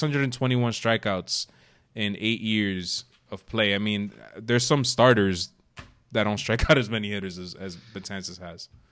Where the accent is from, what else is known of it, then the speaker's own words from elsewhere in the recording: New York City, New York, United States; moved away; also born or lived in northern New Jersey / Jersey City; I grew up in New York City, um, and then, you know, north, the northern New Jersey area